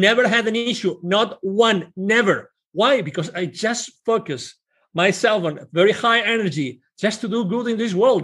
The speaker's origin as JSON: {"language": "English", "country": "Spain", "second_language": "English", "moved": "as an adult", "lives_now": "Plano, United States", "said": "I'm originally from Spain"}